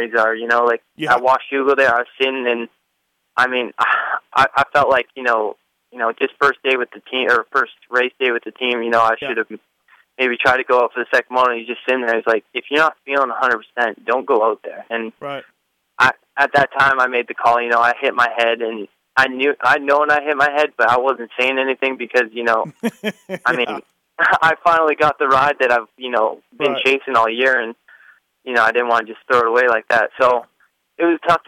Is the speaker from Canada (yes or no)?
yes; Canada